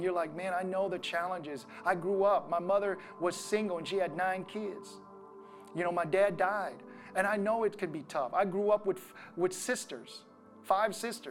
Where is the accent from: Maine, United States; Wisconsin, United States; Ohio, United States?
Wisconsin, United States; growing up in Wisconsin